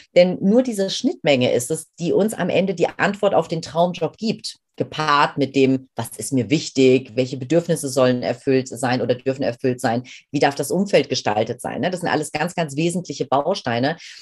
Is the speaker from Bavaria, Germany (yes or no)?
no; Main-Kinzig-Kreis, Rhine-Main area, Hesse, Germany; ich bin ein Kind aus dem Rhein-Main-Gebiet, bin groß geworden in einem recht äh, ja, überschaubaren Örtchen, aber einem sehr, sehr schönen ähm, äh, im Main-Kinzig-Kreis